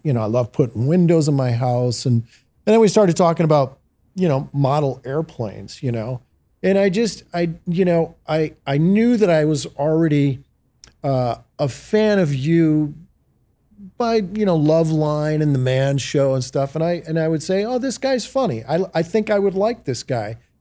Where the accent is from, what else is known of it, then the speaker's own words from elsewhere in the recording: Detroit, Michigan, United States; growing up in the Motor City